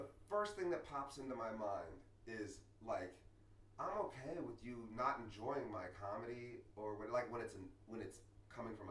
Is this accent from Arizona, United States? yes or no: no; Yellow Springs, Ohio, United States; where I grew up in Yellow Springs, which is like a very safe, hippie, liberal community